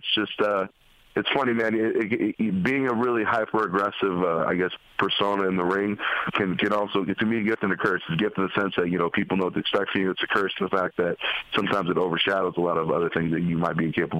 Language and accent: English; West Coast, United States; I grew up on the West Coast.